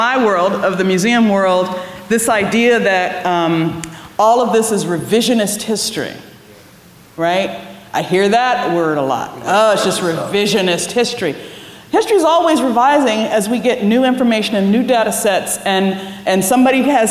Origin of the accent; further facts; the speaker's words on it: Williamsburg, Virginia, United States; growing up in Williamsburg